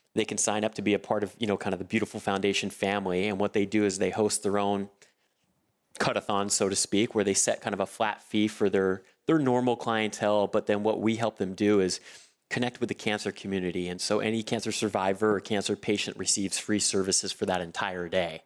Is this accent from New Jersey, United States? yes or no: no; Southern California, United States; I'm born and raised in Southern California